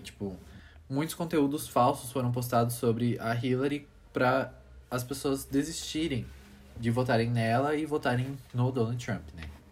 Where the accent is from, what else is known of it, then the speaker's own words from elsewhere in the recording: Brazil; nossa cultura brasileira